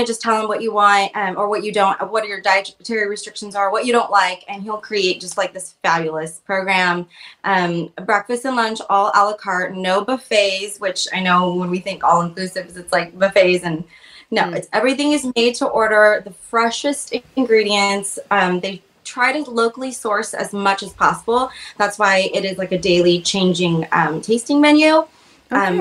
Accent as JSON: {"language": "English", "region": "Oregon", "country": "United States", "said": "I'm from Oregon"}